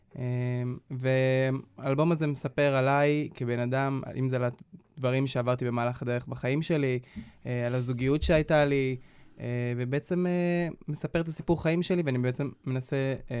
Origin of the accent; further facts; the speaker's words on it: Nir Yafe, Northern District, Israel; אני גדלתי במושב אה, ניר יפה, במושב בצפון, אה, ליד עפולה